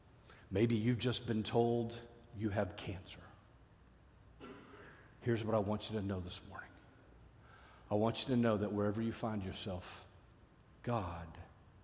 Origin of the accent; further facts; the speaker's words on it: Fort Worth, Texas, United States; I grew up in Fort Worth, Texas